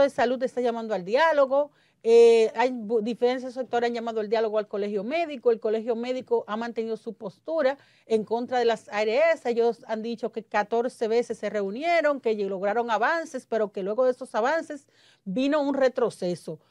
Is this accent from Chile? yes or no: no; Dominican Republic; Yo soy pro dominicano, yo soy, este mi país